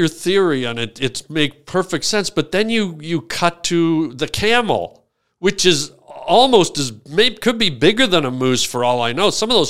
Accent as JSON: {"language": "English", "town": "Toronto", "region": "Ontario", "country": "Canada", "tie": "born or raised there", "said": "I grew up in Toronto"}